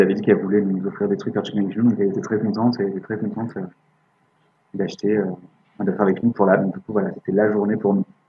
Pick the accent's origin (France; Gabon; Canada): France; on est français